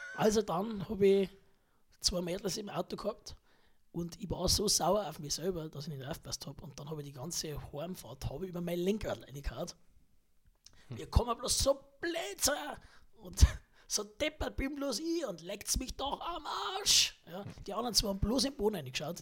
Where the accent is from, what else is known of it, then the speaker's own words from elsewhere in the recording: Hagelstadt, Bavaria, Germany; ich stamme aus Hagelstadt